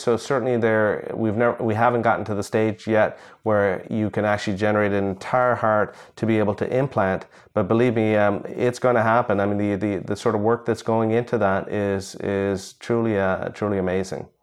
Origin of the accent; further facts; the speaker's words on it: India; moved away; I was born in India